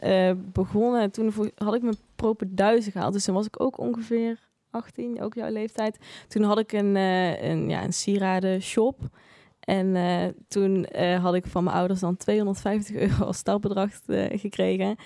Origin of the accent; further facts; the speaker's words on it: Eindhoven, North Brabant, Netherlands; moved away as an adult; now in Tilburg, Netherlands; ik geboren en getogen in Eindhoven ook